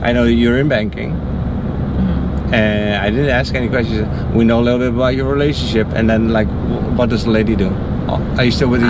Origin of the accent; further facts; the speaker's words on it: Netherlands; I'm from the Netherlands.